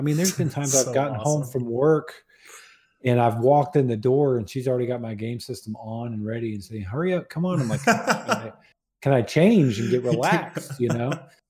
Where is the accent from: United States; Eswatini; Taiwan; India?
United States; Jacksonville, Florida; Jacksonville, Florida.